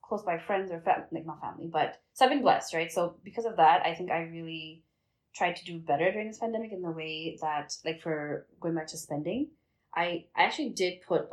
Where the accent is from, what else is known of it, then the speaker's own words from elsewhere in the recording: Bangladesh; now in Canada; where we come from Bangladesh